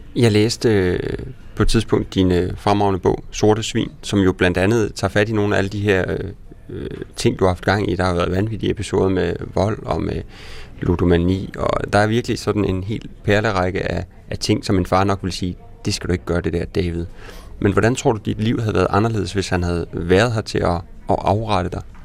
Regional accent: Sønder Felding, Central Denmark Region, Denmark; moved away; var jeg hjemme i Sønderfælling for at besøge min mor

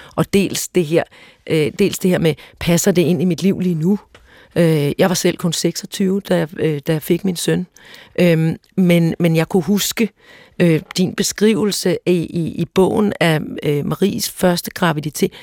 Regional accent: Søborg, Capital Region of Denmark, Denmark; jeg er vokset op i Søborg i Gladsaxe Kommune

